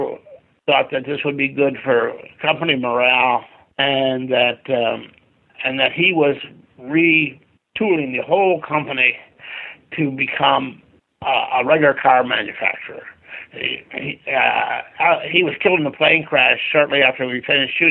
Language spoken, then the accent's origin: English; Michigan, United States; growing up in Michigan